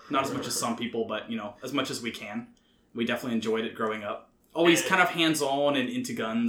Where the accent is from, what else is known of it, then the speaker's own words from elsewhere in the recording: McDonough, Georgia, United States; So we are from McDonough, which is down south of Atlanta, just a little bit in the suburbs.